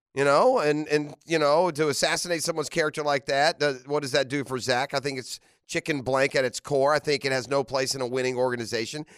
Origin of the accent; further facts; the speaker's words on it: Jacksonville, Florida, United States; I grew up in Jacksonville where there's so many different high schools where you represent a neighborhood and you do it with pride